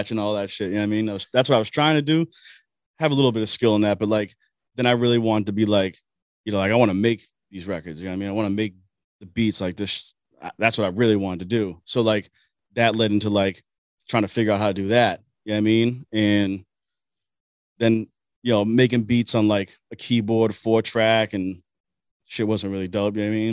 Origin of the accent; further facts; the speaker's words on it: Boston, Massachusetts, United States; I'm from East Boston originally.